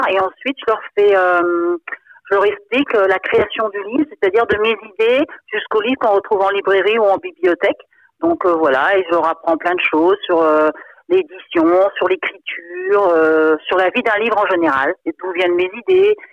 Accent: Brittany, France; Bon, moi, je suis bretonne. C'est vrai que nous, on a beaucoup de légendes aussi ici.

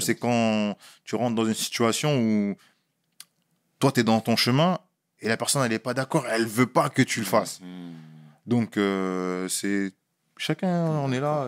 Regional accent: France; moved away; je suis né en France. J'ai grandi en France

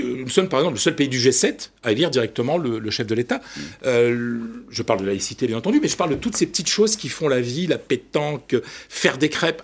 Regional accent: Ch'ti, Hauts-de-France, France; moi je suis ch'ti, je parle le picard

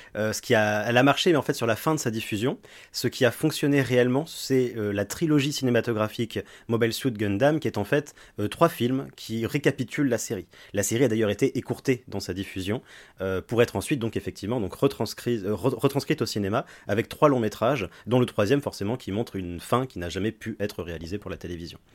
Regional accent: France; chez nous en France

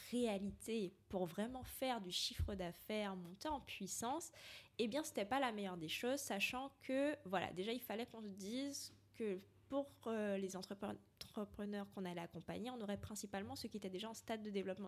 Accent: Martinique; now in France; je suis martiniquaise, qui est une île française.

